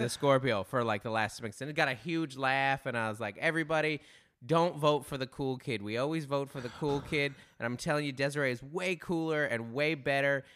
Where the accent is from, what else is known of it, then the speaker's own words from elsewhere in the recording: Federal Way, Washington, United States; I'm from Federal Way, Washington